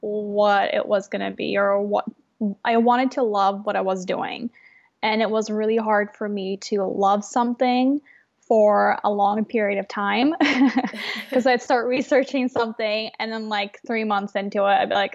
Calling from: Portland, Oregon, United States; So I'm in Portland, Oregon right now. I'm calling from my store.

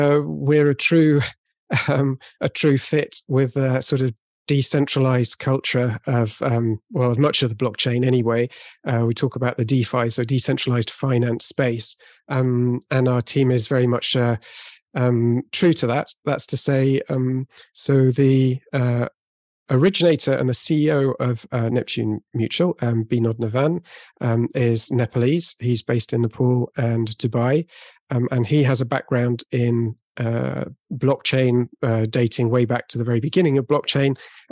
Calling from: Bordeaux, Nouvelle-Aquitaine, France; I'm calling in from Bordeaux, so southwest of France.

